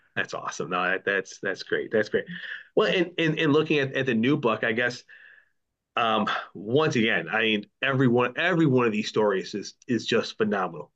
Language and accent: English; Buffalo, New York, United States; growing up in Buffalo